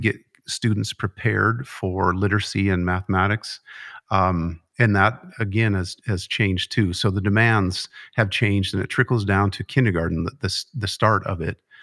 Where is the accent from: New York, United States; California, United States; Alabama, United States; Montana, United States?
Montana, United States; Conrad; I grew up in Conrad, so not far from home for me